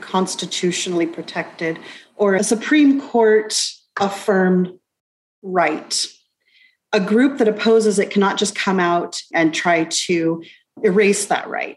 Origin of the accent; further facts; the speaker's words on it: United States; moved away as an adult; now in Alberta, Canada; back in my home country, the United States